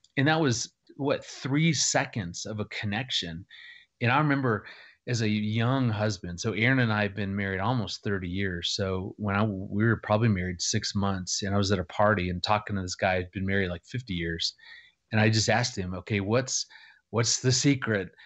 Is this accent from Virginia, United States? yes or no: no; Phoenix, Arizona, United States; moved away as an adult; also born or lived in Missouri / Arkansas; I grew up in Phoenix